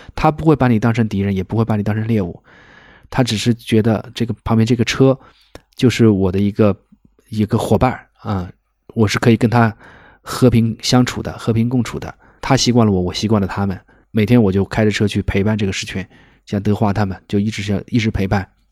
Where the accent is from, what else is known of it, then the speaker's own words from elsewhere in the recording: Wuhan, Hubei, China; moved away as an adult; also born or lived in Serengeti National Park, Tanzania; now in Tanzania; 我是武汉人嘛，武汉有一个青山区，离我家是很近的